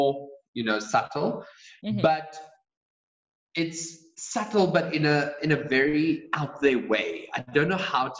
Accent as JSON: {"language": "English", "country": "South Africa", "said": "in South Africa, people say Charlize Theron, because that's how we pronounce Theron."}